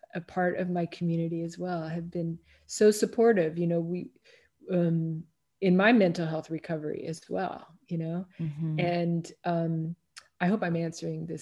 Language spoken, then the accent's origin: English; Kansas City, Missouri, United States; moved away as an adult; also born or lived in Washington, District of Columbia, United States / Tucson, Arizona / Miami, Florida / Southern Maine; now in Los Angeles, United States; I grew up in Kansas City, Missouri, Midwest, then went out to DC for school, for university, and transferred out to Tucson, Arizona